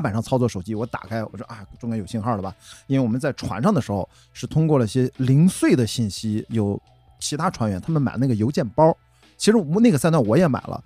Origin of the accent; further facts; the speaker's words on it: Qingdao, Shandong, China; moved away; 我是在青岛长大啊， 就是青岛第一条马路那儿出生的中山路， 在青岛土著了